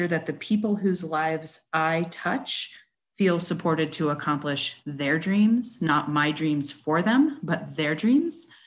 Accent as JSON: {"language": "English", "region": "West Coast", "country": "United States", "tie": "born or raised there", "moved": "as an adult", "lives_now": "Bentonville, United States", "said": "I was born and raised out on the West Coast"}